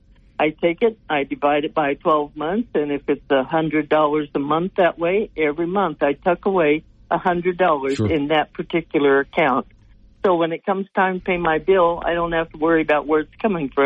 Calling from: Sterling, Colorado, United States; Glenn, I'm calling you from Northeast Colorado in Sterling

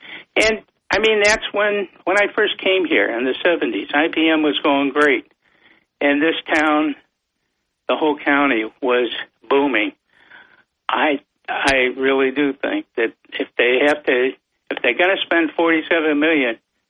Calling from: Vestal, New York, United States; from Vestal.

